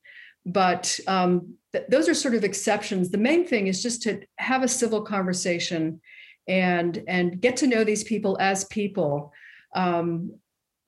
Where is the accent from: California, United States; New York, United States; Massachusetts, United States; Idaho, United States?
Massachusetts, United States; Winchester; moved away; I'm from Winchester, Massachusetts